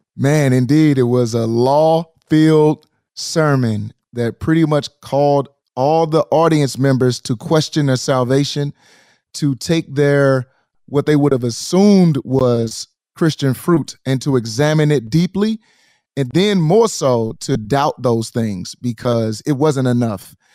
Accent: St. Louis, Missouri, United States; in my hometown, Saint Louis, in our hometown

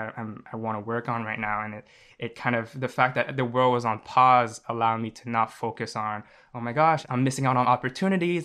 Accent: Montreal, Quebec, Canada; I'm from Montreal, Canada.

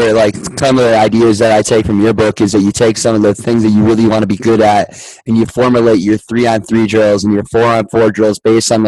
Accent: Wisconsin, United States; we're from Wisconsin out here

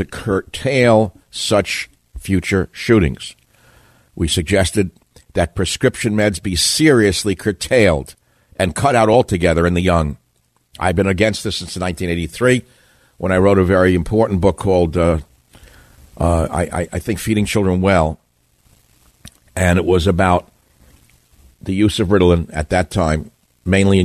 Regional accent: New York, United States; accent: New Yorkese; moved away; I'm speaking New Yorkese again

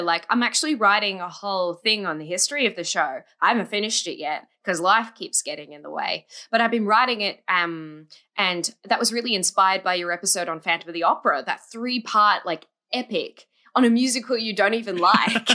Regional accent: Australia; I'm from Australia

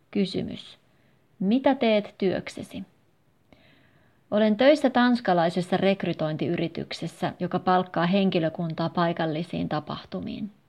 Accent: Russia; Finnish is a second language; now in Helsinki, Finland; 33-vuotias kemian insinööri. Olen venäläinen ja asun Helsingissä. Opiskelin Pietarissa ja Lappeenrannassa

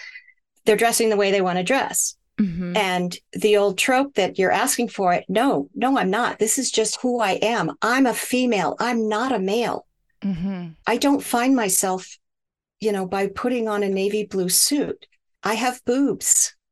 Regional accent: Michigan, United States; also born or lived in Hawaii, United States; And that actually started because I grew up in Michigan, and in the winters, my skin would crack and bleed

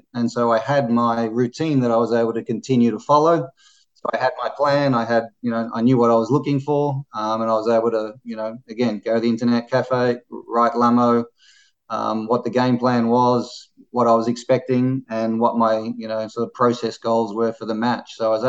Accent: Australia; especially being an Australian and someone that I'd watched for a long time on TV in Davis Cup

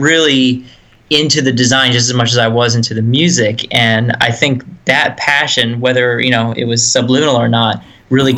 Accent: Erie, Pennsylvania, United States; also born or lived in Greensboro; Back in Erie, PA, my hometown, born and raised.

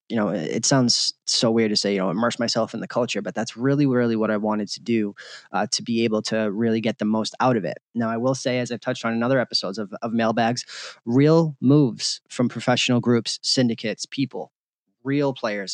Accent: Boston, Massachusetts, United States; moved away as an adult; now in Las Vegas, United States; I grew up in Boston.

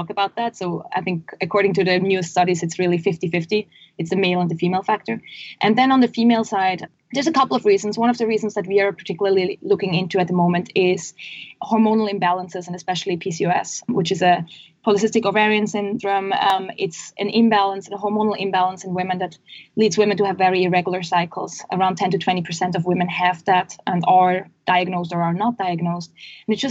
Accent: Switzerland; We're originally from Switzerland, which you can probably hear from my accent in this call.

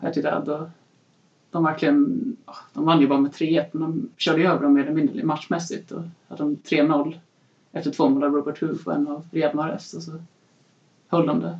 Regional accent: Sweden; Född och uppvuxen i Sverige men har en pappa från Leicester

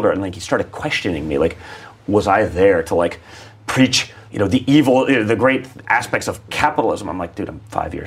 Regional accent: New York City, New York, United States; I grew up in New York City

